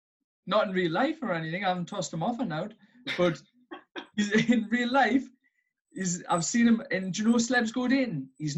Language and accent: English; Newcastle upon Tyne, North East England, United Kingdom; Like you said, I'm from up north. I'm from Newcastle.